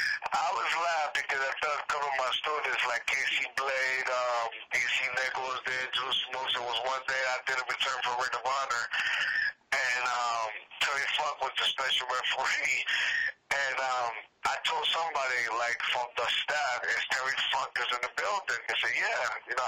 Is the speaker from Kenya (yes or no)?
no; Puerto Rico; I said, "No, I'm from Puerto Rico."